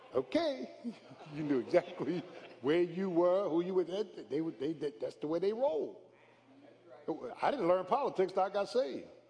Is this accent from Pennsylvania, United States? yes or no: yes; Philadelphia, Pennsylvania, United States; I grew up in South Philly, man. South Philly